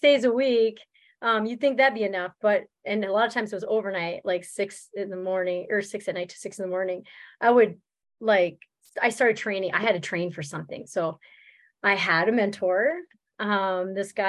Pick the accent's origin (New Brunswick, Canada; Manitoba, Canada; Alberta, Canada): New Brunswick, Canada; also born or lived in Germany; now in Minnesota, United States; I'm originally from Canada. From New Brunswick. Yes. I am. That's where I was born and raised